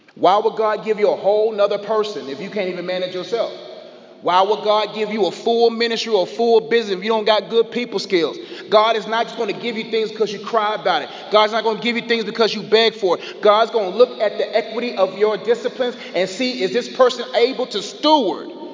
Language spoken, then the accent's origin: English; Nigeria; I'm Nigerian